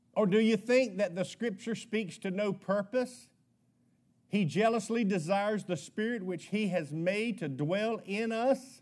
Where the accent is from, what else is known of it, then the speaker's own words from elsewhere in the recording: United States; I was born in America, why I was grown up in a Baptist home